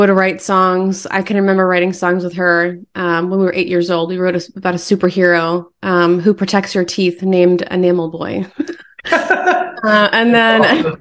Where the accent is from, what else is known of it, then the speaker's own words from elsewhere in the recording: New Jersey, United States; now in Houston, United States; I live in Houston, Texas now. I was from New Jersey